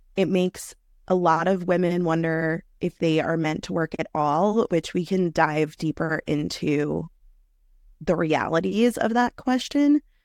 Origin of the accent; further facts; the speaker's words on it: New York City, New York, United States; I am a native New Yorker. I grew up in New York City in one of the outer boroughs